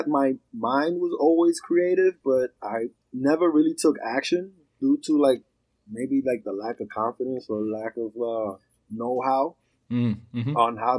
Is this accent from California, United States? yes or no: no; New York City, New York, United States; also born or lived in Puerto Rico; I'm from New York. I'm from Queens. I was born in Puerto Rico